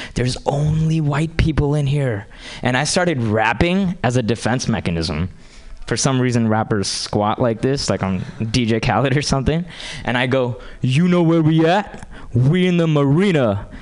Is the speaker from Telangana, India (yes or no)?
yes; Hyderabad, Telangana, India; moved away as an adult; now in United States; I grew up in India and moved to this country from a small town called Hyderabad okay? And I moved here 10 years ago